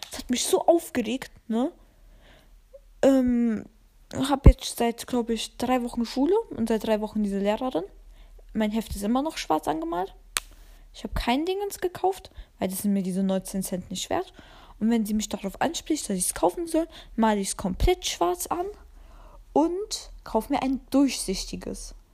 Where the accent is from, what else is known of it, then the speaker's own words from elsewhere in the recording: Albania; Und ich liebe Dragon Ball und bin Albanerin. Ganz wichtig, dass ich Albanerin bin.